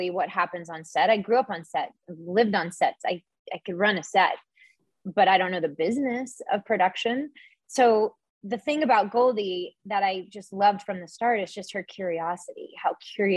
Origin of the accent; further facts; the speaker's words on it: the South, United States; whenever I was younger, growing up in the South